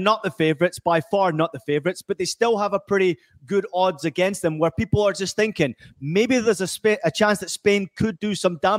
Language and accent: English; Scotland, United Kingdom; also born or lived in United States; as an American-born person who grew up in Scotland